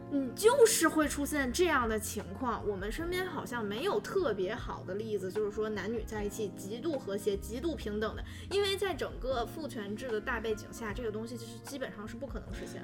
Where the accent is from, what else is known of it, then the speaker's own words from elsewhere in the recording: Northeast China, China; 我东北也是这样